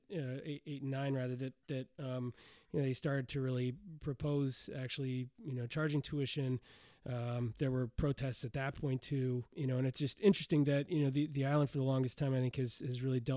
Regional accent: Oregon, United States; now in New York, United States; my home state of Oregon

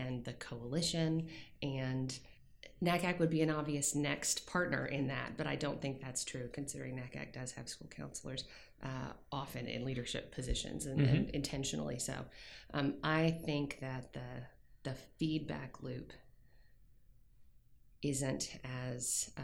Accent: Williamsburg, Virginia, United States; moved away as an adult; also born or lived in Nashville, Tennessee / San Diego, California; where I grew up in Williamsburg, Virginia

